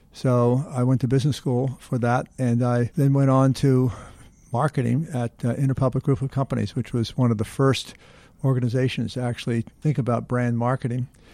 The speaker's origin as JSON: {"language": "English", "town": "New York City", "region": "New York", "country": "United States", "tie": "born or raised there", "said": "I was born in New York City"}